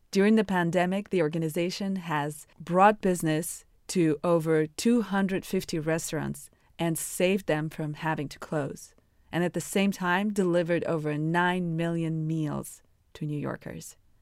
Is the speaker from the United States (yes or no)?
no; Russia; moved away; I'm from Russia